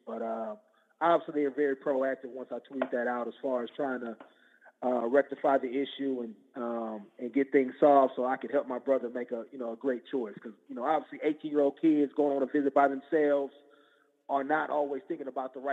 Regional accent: Oakland, California, United States; we're based out of Oakland, California. That's my hometown

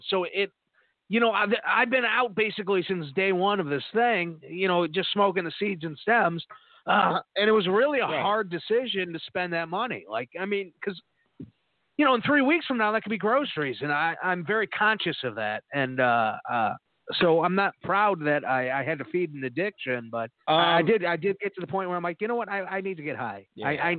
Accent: Arkansas, United States; I was from Arkansas, you know what I mean?

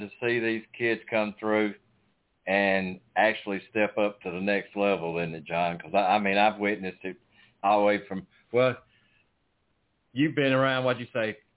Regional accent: Florida, United States; now in Alabama, United States; I was born in Florida, but I live in Alabama

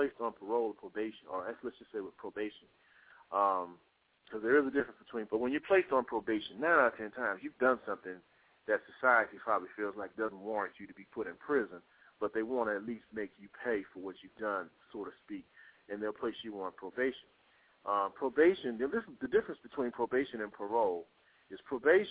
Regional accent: Texas, United States; now in Atlanta, United States; I'm from Texas. I'm living in the Georgia area, Atlanta

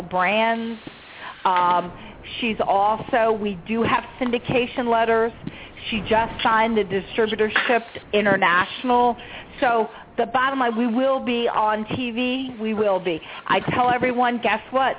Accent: the South, United States; I'm from the South

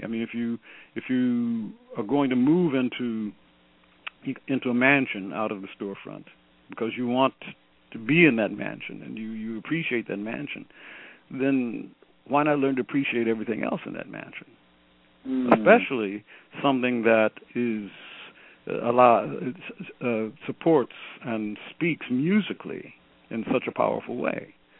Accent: Detroit, Michigan, United States; moved away; also born or lived in Fort Myer, Virginia / Washington, D.C.; when I grew up in Detroit at Ebenezer

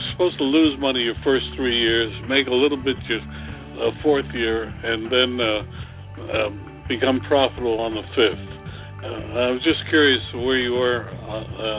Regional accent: New York, United States; I'm from New York

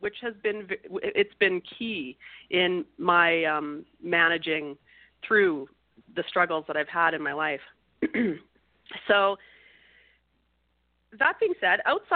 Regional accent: Canada; I was born in Canada in a Canadian city

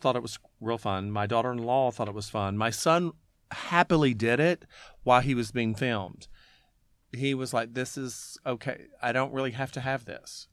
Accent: Alabama, United States; growing up in Alabama

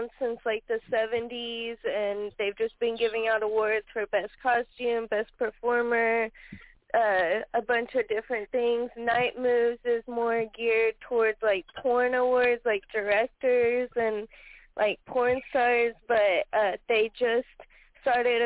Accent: Dallas, Texas, United States; moved away as an adult; I grew up in Dallas, Texas.

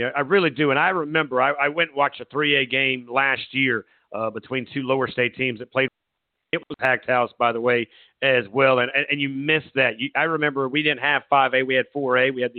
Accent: Myrtle Beach, South Carolina, United States; I remember my days growing up in Myrtle Beach.

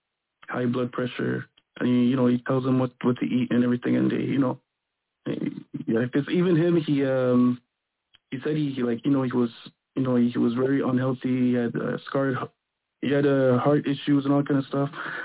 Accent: Quebec, Canada; I'm from Quebec. I'm from I'm R&B singer from Quebec, and I do music.

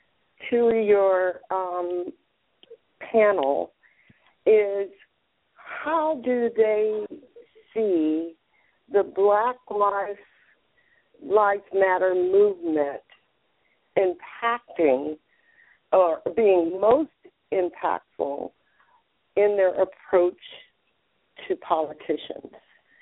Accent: Atlanta, Georgia, United States; now in Laguna Beach, United States; I am living in Laguna Beach, California. I am a transplant from Atlanta, Georgia.

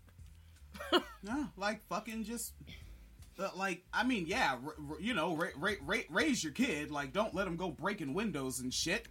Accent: the Northwest, Pacific Northwest, United States; I grew up in the Northwest

